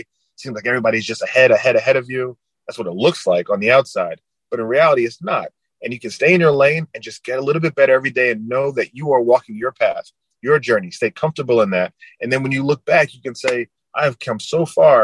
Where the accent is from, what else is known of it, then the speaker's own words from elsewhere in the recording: New Jersey, United States; moved away as an adult; also born or lived in Florida; I was coming from New Jersey as a prep school kid down to Florida